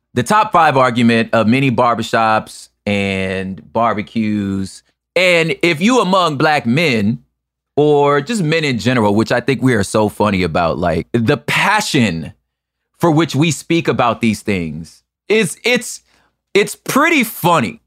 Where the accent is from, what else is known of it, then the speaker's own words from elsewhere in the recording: the West, West Coast, United States; I'm from the West.